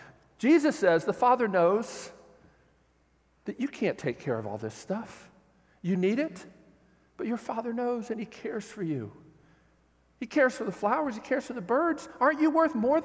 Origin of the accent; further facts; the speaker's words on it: United States; I'm an American